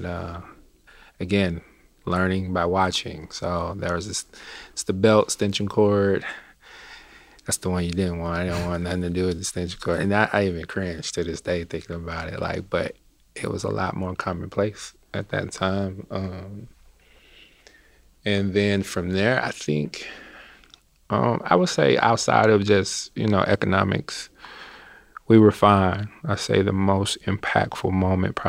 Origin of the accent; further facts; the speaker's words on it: Chattanooga, Tennessee, United States; I am originally from Chattanooga, Tennessee